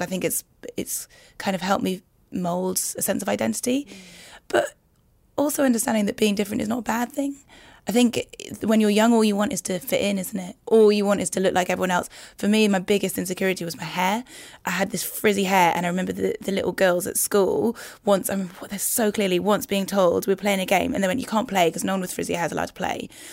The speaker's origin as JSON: {"language": "English", "town": "Newcastle upon Tyne", "region": "North East England", "country": "United Kingdom", "tie": "born or raised there", "moved": "as an adult", "said": "I grew up in in Newcastle in a place called Heaton."}